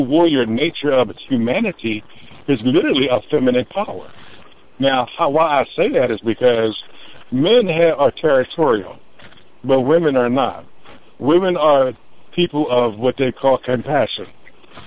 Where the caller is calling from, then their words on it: Nebraska, United States; I'm calling from Nebraska today